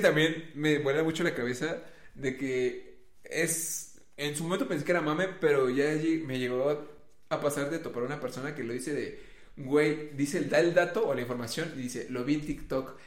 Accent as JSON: {"language": "Spanish", "country": "Mexico", "said": "por ser mexa y prieto"}